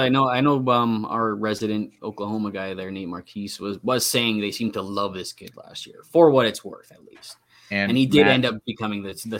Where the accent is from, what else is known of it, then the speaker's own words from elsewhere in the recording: Canada; I'm Canadian.